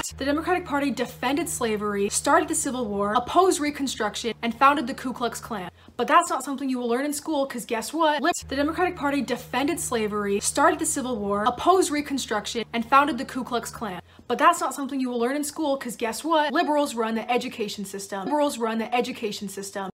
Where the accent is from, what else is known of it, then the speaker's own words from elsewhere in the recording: San Diego, California, United States; moved away as an adult; also born or lived in Idaho; I was born and raised in San Diego in a very liberal town